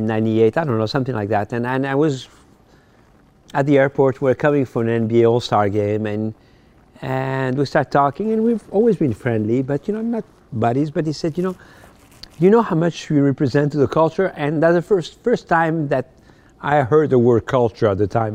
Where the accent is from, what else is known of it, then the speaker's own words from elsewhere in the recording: Paris, Île-de-France, France; English is a second language; moved away as an adult; also born or lived in Morocco; now in United States; I was born in Morocco, North Africa, and when I was ten years old, I moved to France